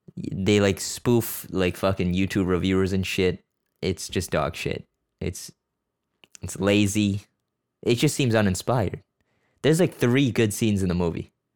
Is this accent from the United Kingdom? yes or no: no; Canada; I'm born here. I'm Canadian. It's just m, my family's Korean